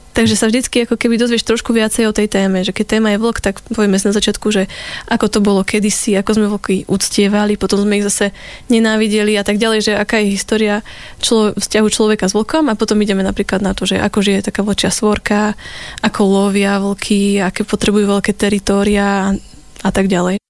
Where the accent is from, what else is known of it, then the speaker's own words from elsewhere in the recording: Liptovský Hrádok, Žilina Region, Slovakia; moved away as an adult; also born or lived in Poprad / Denmark; ja som originál z Popradu, ale vyrastala som v Liptovskom hrádku